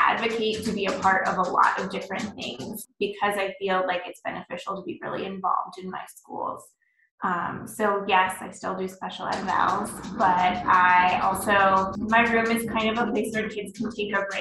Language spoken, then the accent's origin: English; Central Illinois, United States; also born or lived in South Carolina; I am from Central Illinois, kind of near Illinois State University.